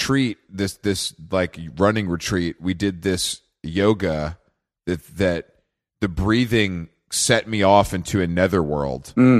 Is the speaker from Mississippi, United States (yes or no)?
no; Conyers, Georgia, United States; moved away; I'm from Conyers, bro.